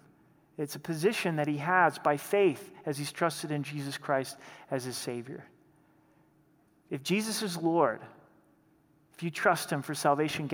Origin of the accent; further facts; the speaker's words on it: Southern Oregon, United States; also born or lived in Idaho; now in Colorado, United States; Growing up in Southern Oregon, we were only about an hour and a half from the Pacific Ocean